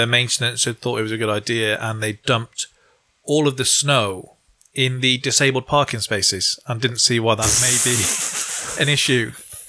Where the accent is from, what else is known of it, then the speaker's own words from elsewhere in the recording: England, United Kingdom; I'm from England